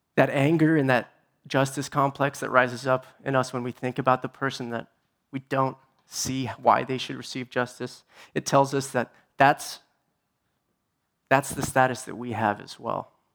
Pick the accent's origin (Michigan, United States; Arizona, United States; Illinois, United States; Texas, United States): Arizona, United States; Tucson; I'm from Tucson